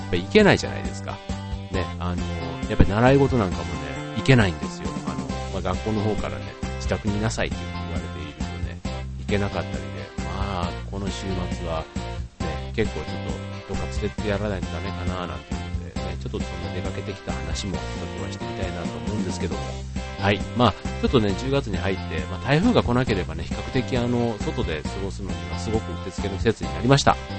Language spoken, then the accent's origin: Japanese; Osaka, Japan; 自分も出身が大阪なんで